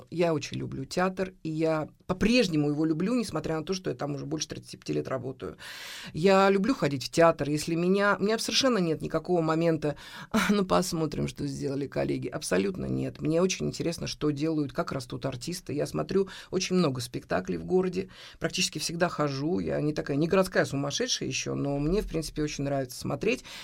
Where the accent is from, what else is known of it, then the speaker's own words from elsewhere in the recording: Samara, Samara Oblast, Russia; Мы же из Самары